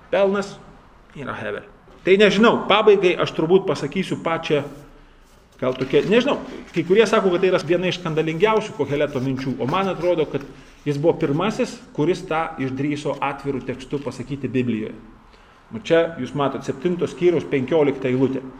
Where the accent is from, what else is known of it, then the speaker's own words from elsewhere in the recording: Lithuania; mes lietuviai baisiai skurdus esam šitoj vietoj.